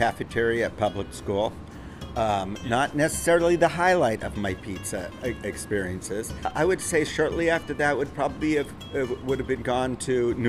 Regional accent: Los Angeles, California, United States; I grew up in Hollywood a lot.

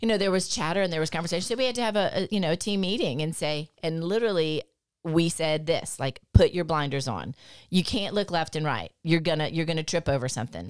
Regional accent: Lafayette, United States; born and raised in Lafayette.

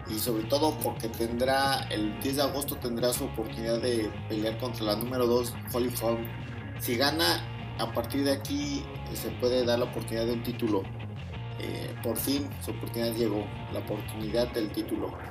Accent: Mexico; principalmente serán latinos, eh, sobre todo mexicanos, porque pues soy de México.

